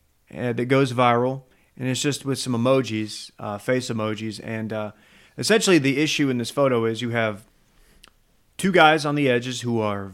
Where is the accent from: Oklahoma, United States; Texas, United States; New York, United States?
Texas, United States; Duncanville; Duncanville is my hometown. It's a suburb just outside of Dallas.